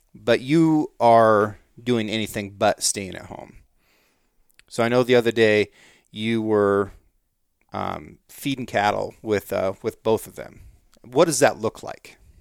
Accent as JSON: {"language": "English", "country": "United States", "also_born_or_lived": "Norway", "said": "as an American"}